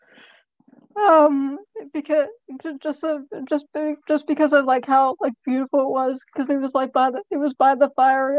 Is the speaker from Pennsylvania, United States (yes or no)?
yes; Pittsburgh, Pennsylvania, United States; I'm from Pittsburgh